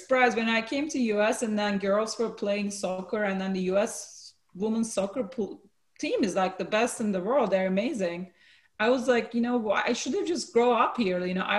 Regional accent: Turkey; also born or lived in Samsun / Adana; So I was born in Turkey in a city in the north coast called Samsun. So I was there until I was six.

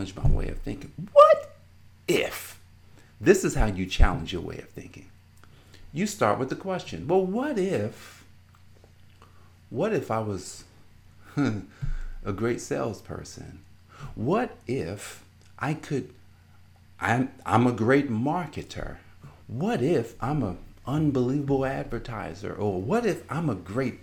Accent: Newark, New Jersey, United States; I grew up in Newark, New Jersey

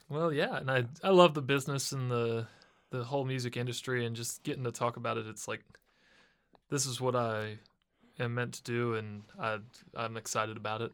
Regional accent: Cincinnati, Ohio, United States; moved away as an adult; also born or lived in Boston; now in Nashville, United States; I'm from Cincinnati

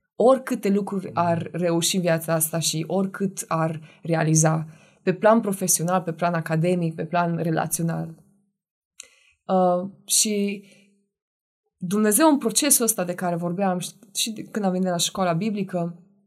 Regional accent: Oradea, Bihor County, Romania; now in Cluj-Napoca, Romania; sunt din Oradea. Uh, am trei frați și două surori, care toți sunt în Oradea și locuiesc acolo. Sunt singura care am plecat de acolo

